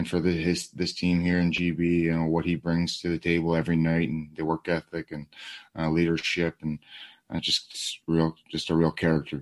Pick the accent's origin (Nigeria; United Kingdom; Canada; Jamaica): Canada; Toronto, Ontario; we're from the Toronto area